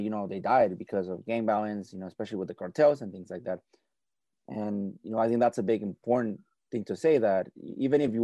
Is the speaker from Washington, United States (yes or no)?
no; Simi Valley, California, United States; I grew up in Simi Valley, which is in Ventura County.